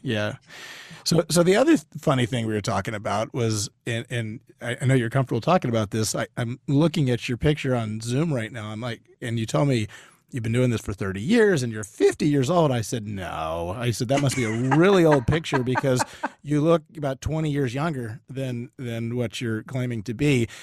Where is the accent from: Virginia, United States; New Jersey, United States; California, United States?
Virginia, United States; Northern; now in Austin, United States; I'm originally from Northern Virginia